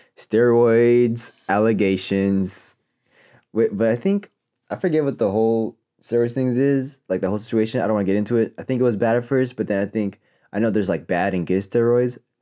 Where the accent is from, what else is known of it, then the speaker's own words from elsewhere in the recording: Elk Grove, California, United States; I'm from Elk Grove